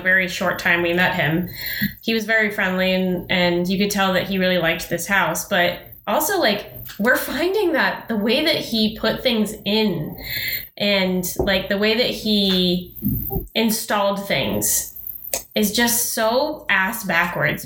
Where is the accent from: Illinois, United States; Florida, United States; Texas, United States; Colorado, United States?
Colorado, United States; Denver; moved away as an adult; now in Pacific Northwest, United States; I grew up in Denver